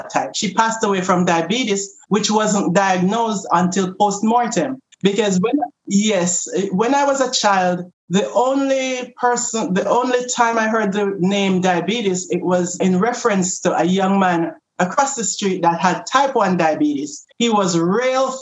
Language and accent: English; Jamaica; moved away; I'm from Jamaica.